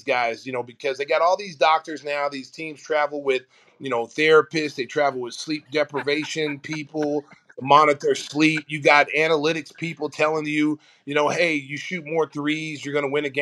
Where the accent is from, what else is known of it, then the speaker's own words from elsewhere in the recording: Oklahoma, United States; now in Chicago, United States; I grew up in Oklahoma